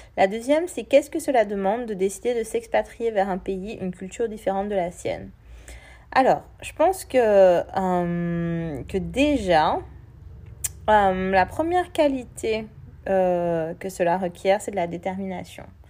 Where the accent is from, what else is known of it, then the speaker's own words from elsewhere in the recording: Martinique; moved away; chez moi en Martinique, je prends l'exemple de la Martinique, chez moi en Martinique